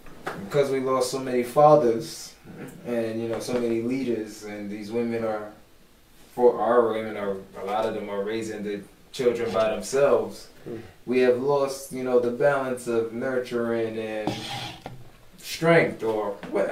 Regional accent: New York, United States; I'm from New York.

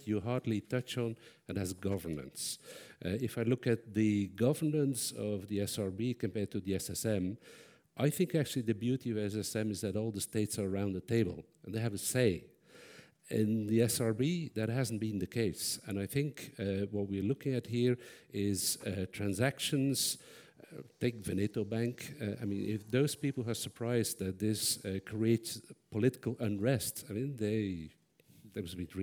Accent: Belgium; I'm from Belgium

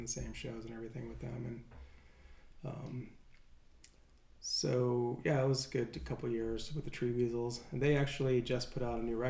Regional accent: St. Louis, Missouri, United States; moved away as an adult; also born or lived in Evansville, Indiana; now in San Luis Obispo, United States; I grew up in St. Louis, Missouri, so like next year I moved back to St. Louis

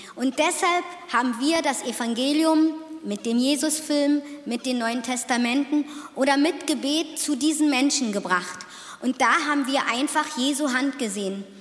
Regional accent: Otterfing, Bavaria, Germany; ich komme aus Otterfingen

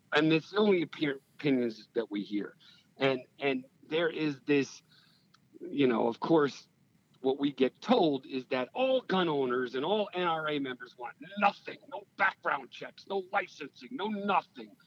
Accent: Stamford, Connecticut, United States; also born or lived in New York City; I um, grew up in Stamford, Connecticut

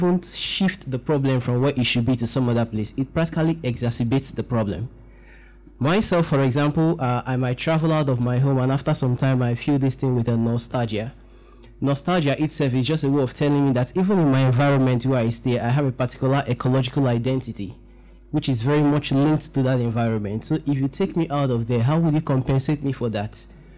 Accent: Port Harcourt, Rivers State, Nigeria; I come from Port Harcourt myself

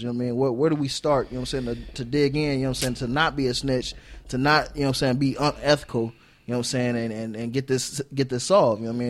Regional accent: South Bend, Indiana, United States; moved away as an adult; also born or lived in Arizona; I'm from South Bend

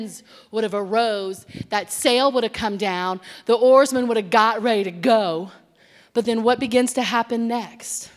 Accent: Cajun, Louisiana, United States; moved away; I'm Cajun

